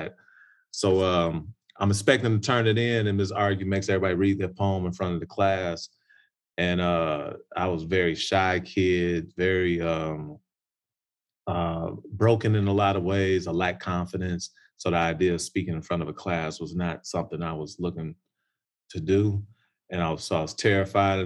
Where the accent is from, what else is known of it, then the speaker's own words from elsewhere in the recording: Chicago, Illinois, United States; I'm from Chicago, Chi-Town